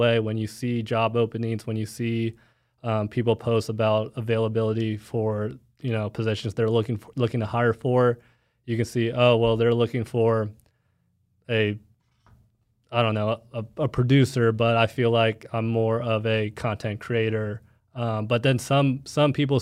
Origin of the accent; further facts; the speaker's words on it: Plano, Texas, United States; I'm from Plano, Texas, so I know that area